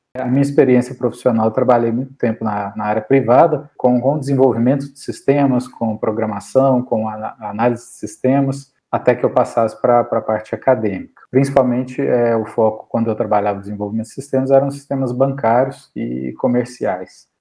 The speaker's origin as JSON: {"language": "Portuguese", "region": "interior of Minas Gerais", "country": "Brazil", "tie": "born or raised there", "also_born_or_lived": "Belo Horizonte / Campos do Jordão / Muriaé", "said": "atualmente eu resido em Bonespacho, que é minha cidade natal, no interior de Minas Gerais."}